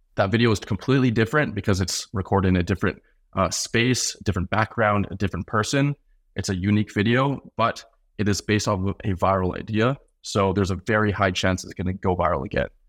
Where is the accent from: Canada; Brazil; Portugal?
Canada; also born or lived in North Carolina; As a Canadian